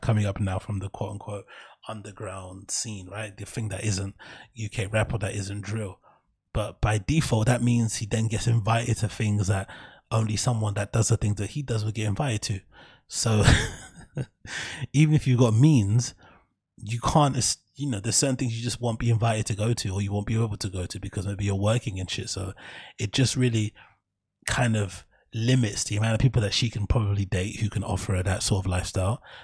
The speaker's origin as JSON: {"language": "English", "region": "London", "country": "United Kingdom", "tie": "born or raised there", "said": "growing up in the East"}